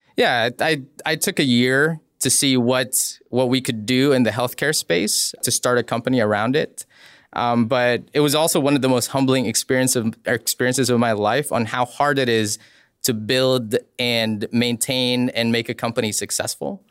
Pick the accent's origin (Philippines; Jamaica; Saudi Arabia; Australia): Philippines; moved away; I grew up in the Philippines